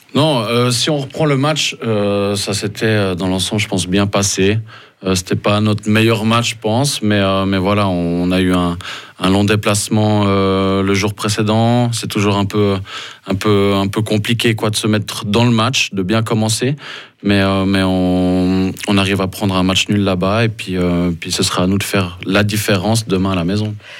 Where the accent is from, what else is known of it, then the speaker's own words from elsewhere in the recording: Lausanne, Vaud, Switzerland; moved away as an adult; also born or lived in Ambrì; now in Fribourg, Switzerland; j'ai grandi à Lausanne